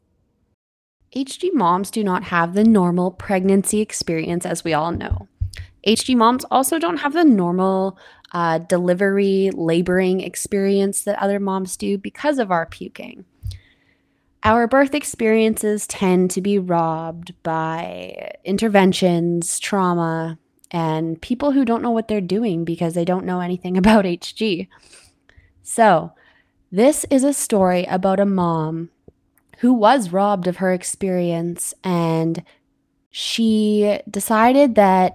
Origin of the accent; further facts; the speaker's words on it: Canada; I'm your Canadian host